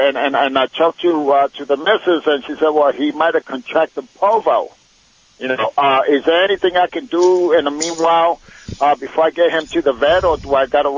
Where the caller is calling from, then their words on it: Springfield, Missouri, United States; Springfield, Missouri.